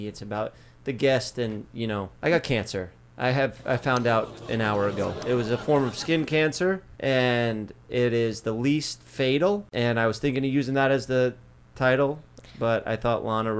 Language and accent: English; East Coast, United States; we're from the East Coast.